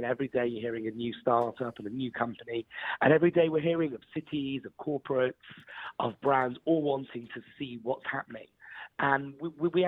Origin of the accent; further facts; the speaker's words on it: Wales, United Kingdom; I'm actually Welsh